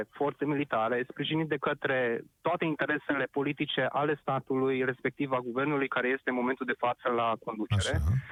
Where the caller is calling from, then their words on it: Arad, Arad County, Romania; Vă sunt din Arad